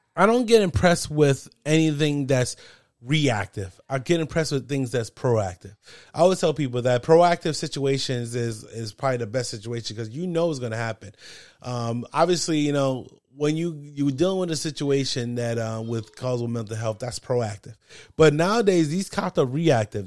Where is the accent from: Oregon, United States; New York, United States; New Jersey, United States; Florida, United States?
New Jersey, United States; I'm from New Jersey